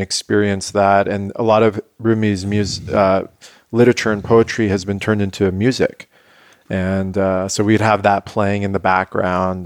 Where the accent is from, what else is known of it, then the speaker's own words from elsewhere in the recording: San Diego, California, United States; born and raised in La Jolla